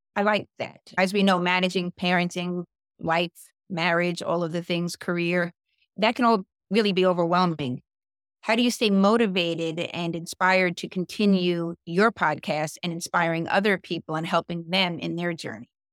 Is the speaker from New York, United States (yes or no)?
yes; New York City, New York, United States; also born or lived in Westfield, New Jersey; now in New Jersey, United States; I'm originally from Staten Island